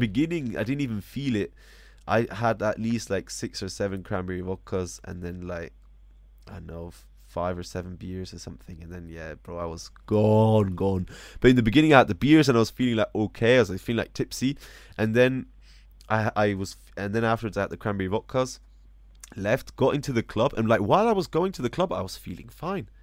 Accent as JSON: {"language": "English", "country": "United States", "moved": "yes", "said": "I'm still an American"}